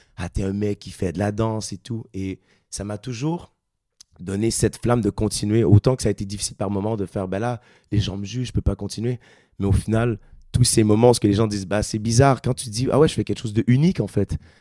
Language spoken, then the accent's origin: French; Quebec, Canada; accent: Québécois; moved away as an adult; now in Paris, France; Moi qui viens du Québec, euh, j'avais plusieurs fois rêvé de venir faire de la musique en France. Euh, en tant que Québécois